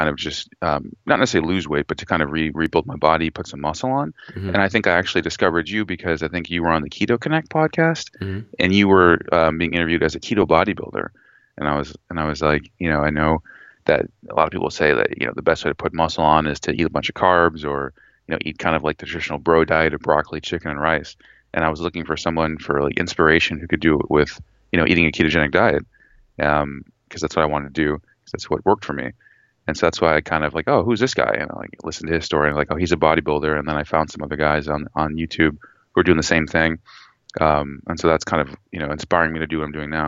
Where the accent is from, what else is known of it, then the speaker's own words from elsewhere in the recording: Seattle, Washington, United States; also born or lived in Bellingham, Washington; now in Tacoma, United States; I grew up in the Seattle area